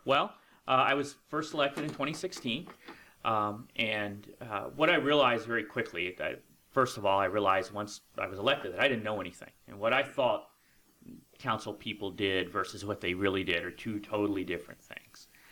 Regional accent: Lucketts, Virginia, United States; moved away as an adult; also born or lived in Tuscaloosa, Alabama; now in West Virginia, United States; I actually grew up in a little town right outside of Leesburg called Luckett's, Virginia

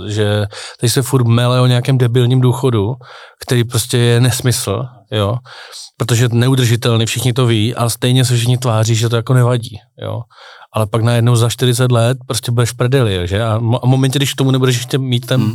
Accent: Czechia; moved away as an adult; also born or lived in United States; teď to říkám už jako Čech

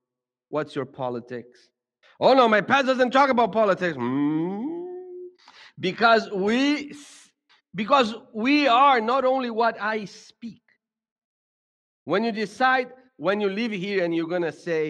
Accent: Brazil; now in United States; I grew up in Brazil.

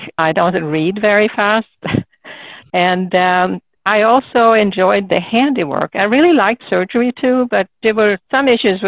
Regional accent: Solna, Stockholm County, Sweden; moved away; I grew up in a suburb of Stockholm

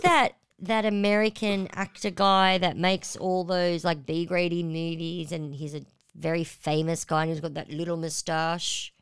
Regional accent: Australia; we're Aussies

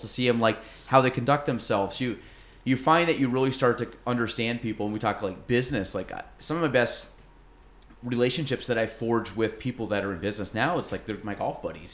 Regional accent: Chase City, New York, United States; also born or lived in Plattsburgh, New York; I grew up in Chase City, went to Plattsburgh State, and then I live in Morrisonville now.

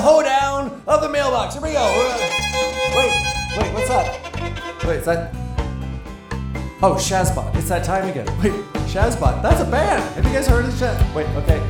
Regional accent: Montana, United States; I'm from Montana

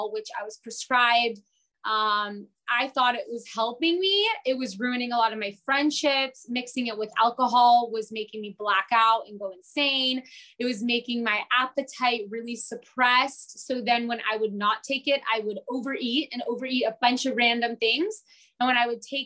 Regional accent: San Diego, California, United States; I was born here in San Diego.

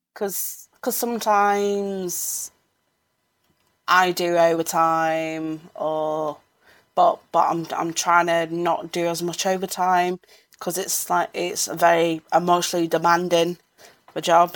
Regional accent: Sheffield, Yorkshire and the Humber, United Kingdom; I'm from Sheffield.

